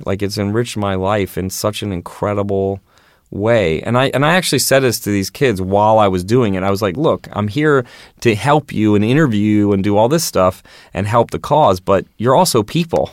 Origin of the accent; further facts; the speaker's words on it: Baltimore, Maryland, United States; also born or lived in New York; now in Los Angeles, United States; I grew up in Baltimore